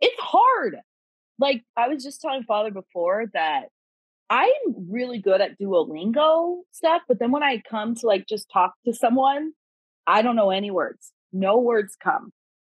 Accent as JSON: {"language": "English", "town": "Dallas", "region": "Texas", "country": "United States", "said": "Soy de Dallas, Texas."}